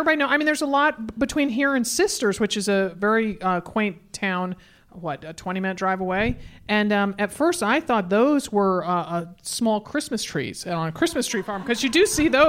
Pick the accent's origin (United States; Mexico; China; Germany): United States; East Coast of New England; moved away; I grew up on the East Coast of New England where there's a lot of roundabouts, but bigger roundabouts.